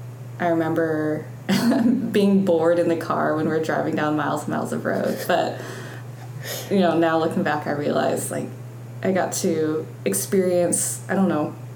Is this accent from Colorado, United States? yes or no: yes; Colorado, United States; So I was born in Colorado. My dad works for the National Park Service, and there's a regional office in Denver. So I and my sister grew up in Colorado in the foothills.